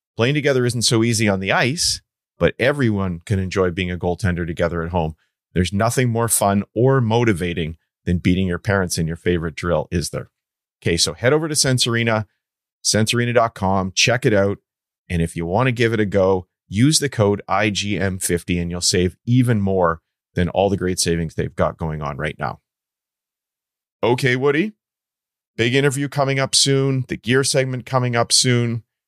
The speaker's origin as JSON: {"language": "English", "country": "Canada", "said": "I'm Canadian"}